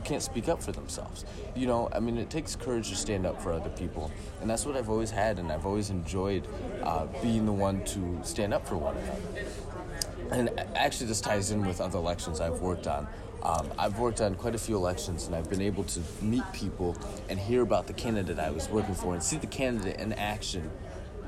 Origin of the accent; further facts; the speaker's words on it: Millington, Michigan, United States; also born or lived in Grand Blanc, Michigan; I came from Millington originally, actually